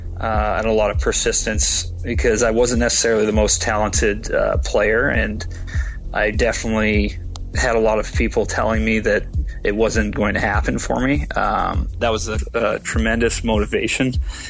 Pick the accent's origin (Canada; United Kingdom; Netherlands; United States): Canada; Edmonton, Alberta; My parents were both born and raised in Edmonton. And so I grew up watching the Oilers